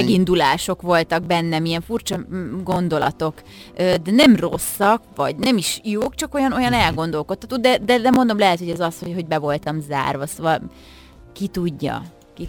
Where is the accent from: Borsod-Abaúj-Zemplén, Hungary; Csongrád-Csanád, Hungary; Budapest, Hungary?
Borsod-Abaúj-Zemplén, Hungary; Miskolc; Miskolcon, ahol fölnőttem